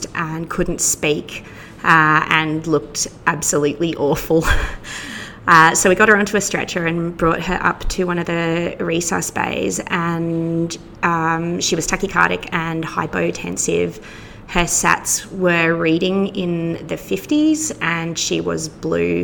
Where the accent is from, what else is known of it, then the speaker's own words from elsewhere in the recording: Queensland, Australia; moved away as an adult; now in Victoria, Australia; I'm actually a Queenslander who has been imported to Victoria